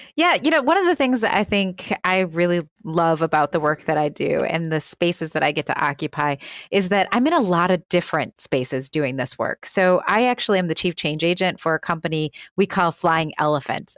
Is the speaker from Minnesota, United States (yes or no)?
no; Milwaukee, Wisconsin, United States; we started a company called Birth Coach Milwaukee, which is my hometown